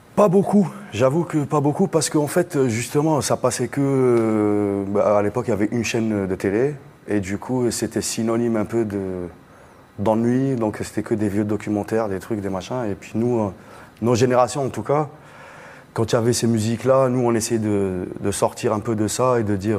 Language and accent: French; Algiers, Algiers Province, Algeria; moved away; also born or lived in Blida; j'ai grandi euh, à Alger et à 50 km d'Alger aussi, donc euh, vers Blida et tout ça